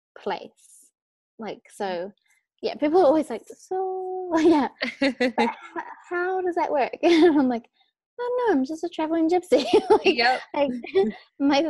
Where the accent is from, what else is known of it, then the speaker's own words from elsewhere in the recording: New Zealand; moved away as an adult; also born or lived in Australia; I was born in New Zealand, but I like now I literally only am in New Zealand for Christmas time with my family.